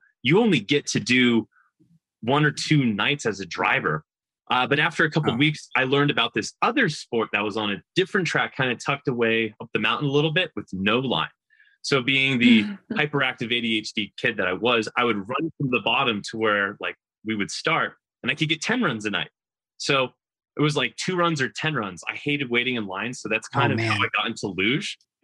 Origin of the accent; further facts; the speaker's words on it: Northern New York, United States; I grew up in Northern New York